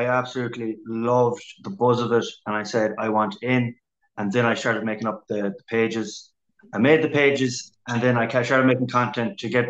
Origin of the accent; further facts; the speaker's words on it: Swinford, Connacht, Ireland; I'm from Swinford, a.k.a. Castletown of Hardy books fame.